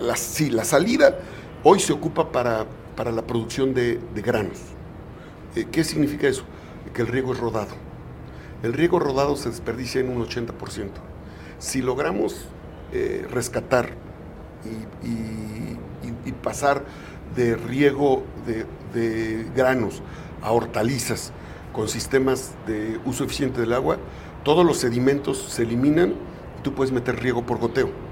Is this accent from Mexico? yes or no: yes; Izúcar de Matamoros, Puebla, Mexico; nací en Izúcar de Matamoros